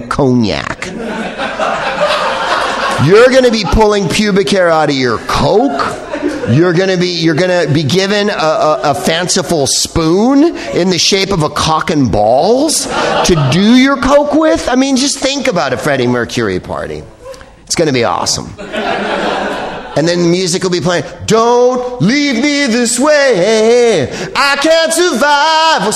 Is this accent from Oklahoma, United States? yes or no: no; San Francisco, California, United States; I'm from San Francisco.